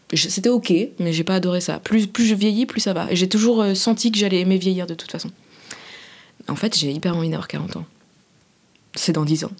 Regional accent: Saint-Sébastien-sur-Loire, Pays de la Loire, France; now in Paris, France; J'ai grandi à Saint-Sébastien-sur-Loire, qui est la banlieue pavillonnaire de Nantes.

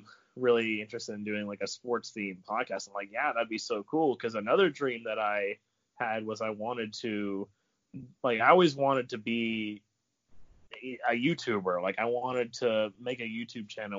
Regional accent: North Carolina, United States; I'm from North Carolina

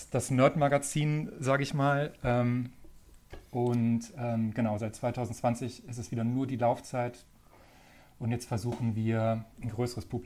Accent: Hamburg, Germany; also born or lived in Flensburg; Also ich komme ja ursprünglich, also ich bin gebürtiger Flensburger, also sozusagen ganz weit weg von hier und bin dann in Hamburg auch aufgewachsen, also ich bin Norddeutscher.

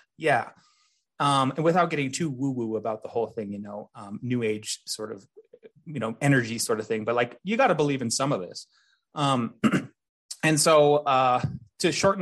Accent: North Dakota, United States; now in Colorado, United States; growing up in North Dakota

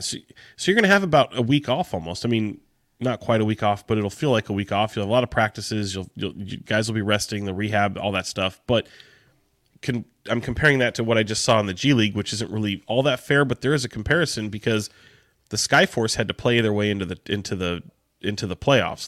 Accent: Sacramento, California, United States; I grew up in Sacramento

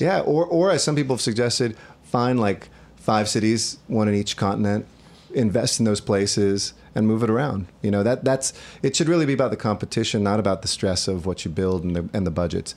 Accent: Los Angeles, California, United States; my hometown

